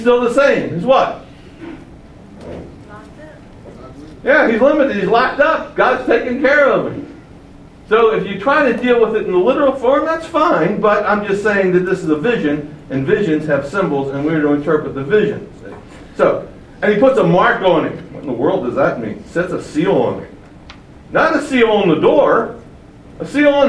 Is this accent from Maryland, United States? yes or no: yes; Baltimore, Maryland, United States; I grew up in Baltimore, which was a very political city with a strong mayor in the city